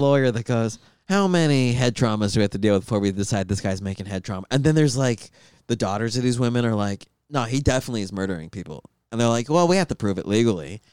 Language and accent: English; Tucson, Arizona, United States; moved away; I'm from Tucson